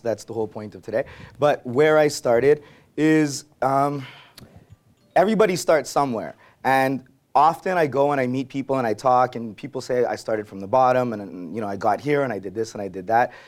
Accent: Montreal, Quebec, Canada; I grew up in Verdun

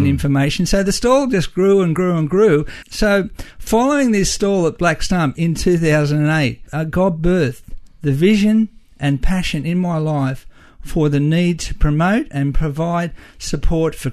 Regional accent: Australia; We're Aussie and we're not ashamed of being Aussie.

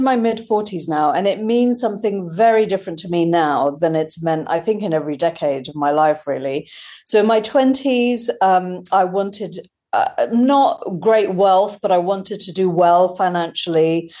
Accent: United Kingdom; but also motherhood as a British Indian mum who I hadn't seen my experience reflected really in the media

